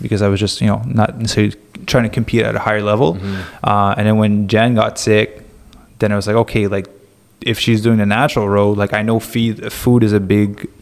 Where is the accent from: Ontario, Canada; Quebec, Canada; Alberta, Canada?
Quebec, Canada; moved away; also born or lived in Montreal / Mont Tremblant / Los Angeles; I'm from Quebec.